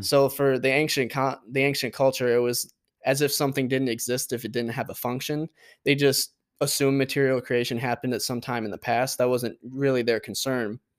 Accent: Port Huron, Michigan, United States; I grew up in Port Huron

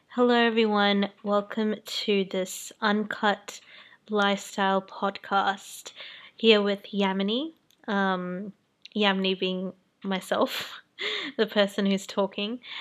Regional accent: Sydney, New South Wales, Australia; also born or lived in New Zealand; I'm from Sydney, Australia, and I was brought up in New Zealand and I moved to Australia when I was 8 years old.

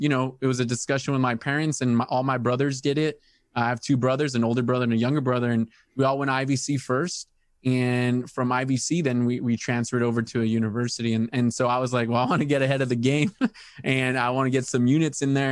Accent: El Centro, California, United States; born and raised in El Centro

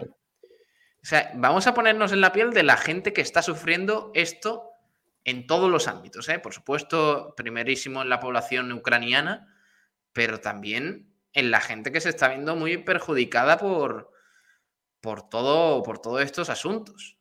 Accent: Spain; somos españoles

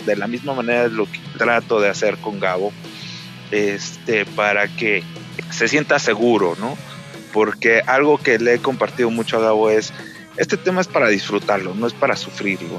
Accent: Mexico City, Mexico; moved away as an adult; now in Aguascalientes, Mexico; yo soy de la Ciudad de México, pero este, pues he conocido muchos lugares, la verdad es que llevo tres años viviendo acá

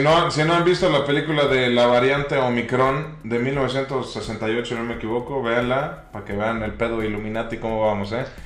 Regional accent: Tampico, Tamaulipas, Mexico; es de mi tierra

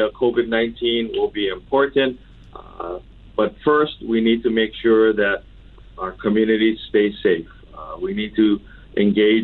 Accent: Oahu, Hawaii, United States; I was born and raised on Oahu. I've lived here my entire life

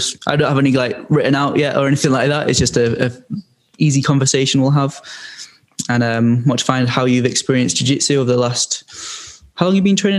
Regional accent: Leeds, Yorkshire and the Humber, United Kingdom; here in my hometown in Leeds

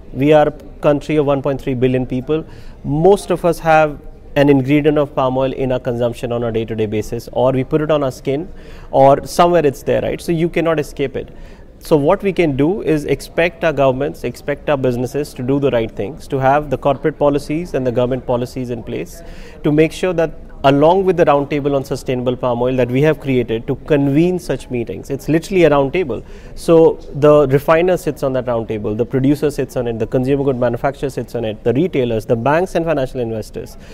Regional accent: India; as an Indian, I have my values

